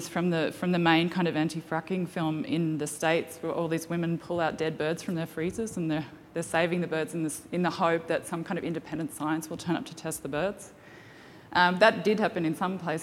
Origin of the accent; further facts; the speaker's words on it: Gladstone, Queensland, Australia; I grew up on the Gladstone Harbour, and my father owned a fishing tackle store